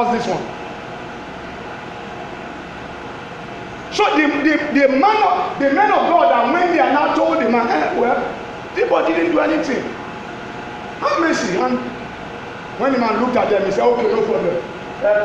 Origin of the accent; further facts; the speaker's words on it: Yorubaland, Nigeria; I'm from Yoruba land